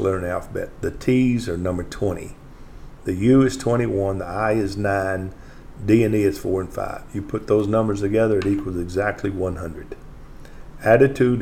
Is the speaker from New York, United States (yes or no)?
no; White Oak, Texas, United States; I'm not from Longview. I'm from White Oak.